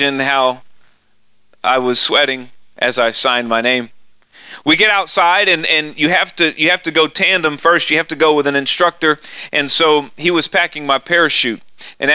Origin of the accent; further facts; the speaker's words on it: Austin, Texas, United States; accent: hick from Texas; moved away; I'm really from Austin, Texas, and it's a liberal town